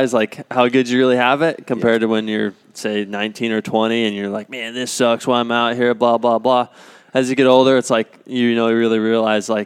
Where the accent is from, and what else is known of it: Cortez, Colorado, United States; born or raised there; also born or lived in Durango, Colorado